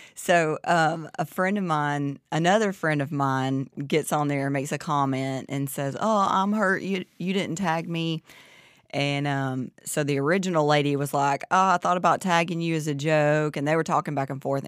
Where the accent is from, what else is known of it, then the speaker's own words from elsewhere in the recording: Southern, Southern United States, United States; accent: Southern; my Southern accent